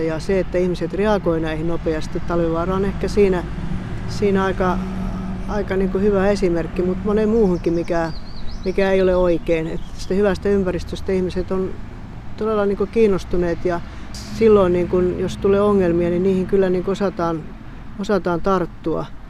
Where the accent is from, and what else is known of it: Kemijoki area, Lapland, Finland; born or raised there